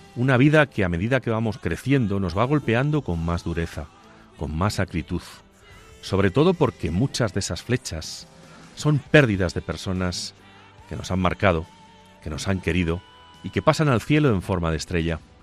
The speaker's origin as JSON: {"language": "Spanish", "town": "Agudo", "region": "Castilla-La Mancha", "country": "Spain", "tie": "born or raised there", "said": "la parroquia de San Benito Abad de mi pueblo, de Agudo"}